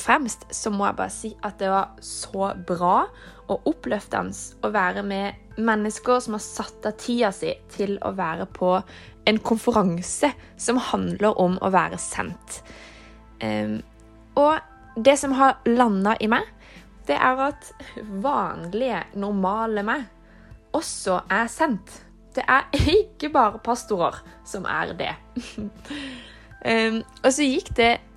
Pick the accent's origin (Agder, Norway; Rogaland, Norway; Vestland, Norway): Agder, Norway; Kristiansand; moved away as an adult; now in Oslo, Norway; jeg kommer fra Kristiansand, men jeg studerer i Oslo